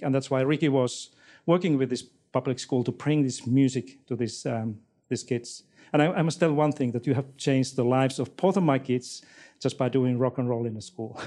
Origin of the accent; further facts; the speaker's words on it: Finland; moved away as an adult; now in Australia; I'm not from, from this country. I came from Finland four years ago here with my family